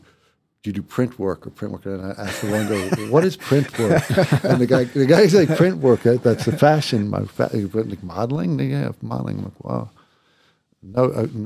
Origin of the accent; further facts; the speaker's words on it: Baltimore, Maryland, United States; moved away as an adult; also born or lived in New York City; now in Los Angeles, United States; I'm a kid from Baltimore